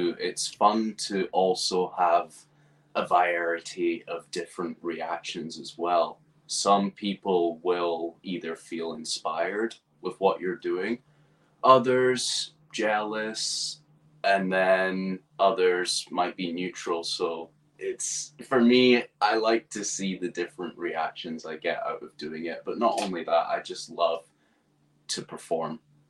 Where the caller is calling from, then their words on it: East Acton, London, United Kingdom; So I'm joining you from West London in a little area called East Acton.